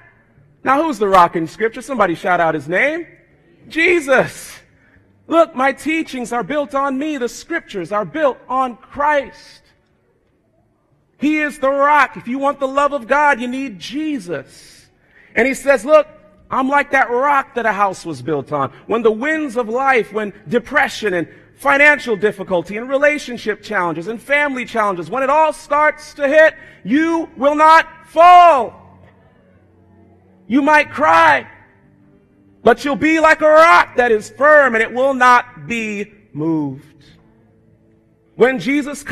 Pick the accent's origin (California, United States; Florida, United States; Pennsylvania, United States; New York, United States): Florida, United States; South; moved away; growing up in South Florida